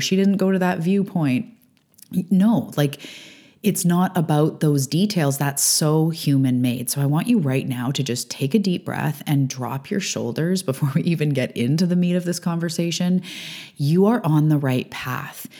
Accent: Canada; also born or lived in Vancouver Island, British Columbia; I'm a Canadian living on the west coast of Canada on Vancouver Island

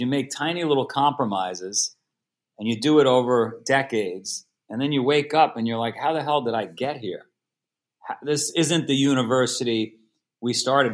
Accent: New York City, New York, United States; moved away as an adult; now in Vermont, United States; I was born in Queens, New York. If you saw the movie Goodfellas, I grew up in Ground Zero, for that movie

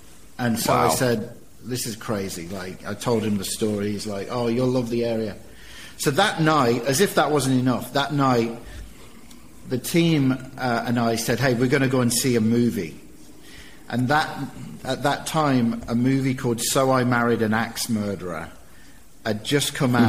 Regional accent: England, United Kingdom; moved away as an adult; also born or lived in Australia; now in Peoria, United States; So as you can tell from my accent, I am not from around these parts, originally from England, and moved to America 30 years ago.

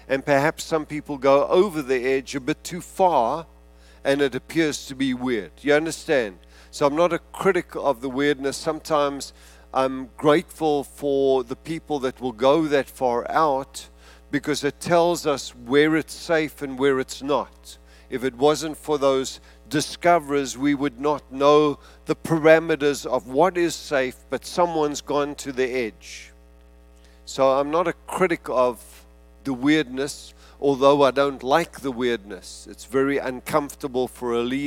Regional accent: South Africa; being South African

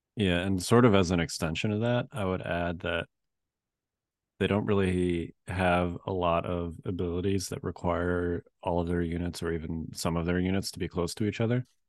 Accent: Chicago, Illinois, United States; now in Virginia, United States; I grew up in Chicago, and, uh, obviously I grew up being used to snow

